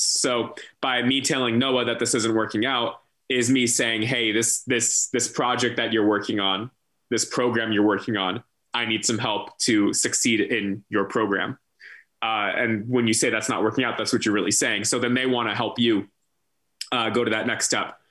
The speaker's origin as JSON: {"language": "English", "area": "San Francisco Bay Area", "region": "California", "country": "United States", "also_born_or_lived": "San Diego, United States / Minneapolis, United States", "moved": "as an adult", "lives_now": "Portland, Maine, United States", "said": "my move out of my mom's house in the san francisco bay area"}